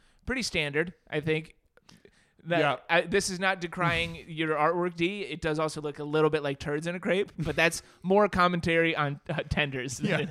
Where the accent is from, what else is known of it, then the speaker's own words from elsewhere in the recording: North Carolina, United States; Though I attended school in Alabama, I'm from Western North Carolina.